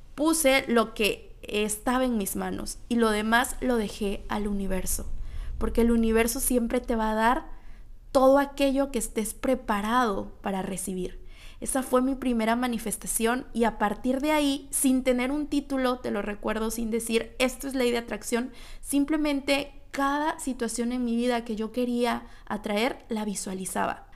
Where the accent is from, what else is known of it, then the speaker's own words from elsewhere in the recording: Tlalixcoyan, Veracruz, Mexico; moved away; yo vengo de un pueblito de Veracruz con una familia de clase media